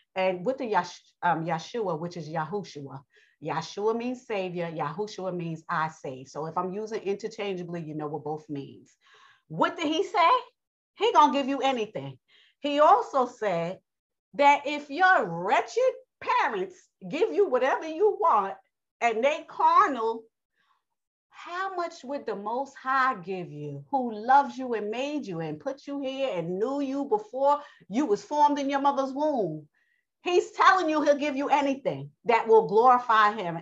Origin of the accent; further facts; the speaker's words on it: New York, United States; accent: New York; I have a New York accent, so I am from New York